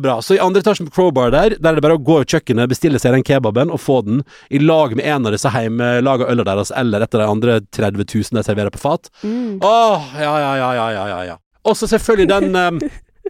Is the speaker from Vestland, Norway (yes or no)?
yes; Førde, Vestland, Norway; moved away; når jeg er hjemme i Førde